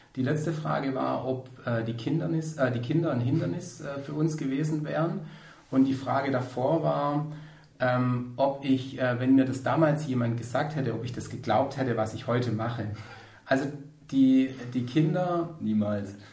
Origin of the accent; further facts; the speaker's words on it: Ostalb, Swabia, Baden-Württemberg, Germany; wir auf der Ostalb, wo ich herkomme, vom Schwabenland